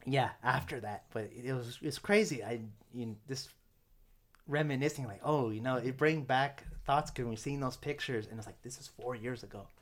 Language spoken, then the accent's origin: English; United States; first language English; I'm not completely prideful of being American